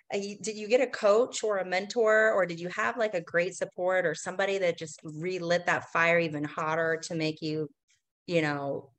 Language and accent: English; Portland, Oregon, United States; you know, I'm kind of from Portland too.